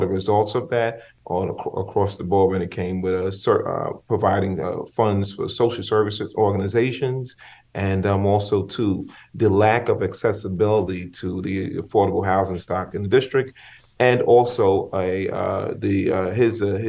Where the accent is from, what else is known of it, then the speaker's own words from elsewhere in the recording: New York City, New York, United States; born and raised in East New York